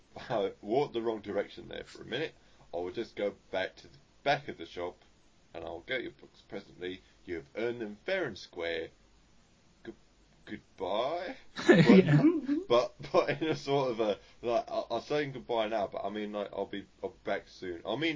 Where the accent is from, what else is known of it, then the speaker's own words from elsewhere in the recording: Australia; And I'm not even actually from London, I'm from Australia, which is why earlier I said Bonzer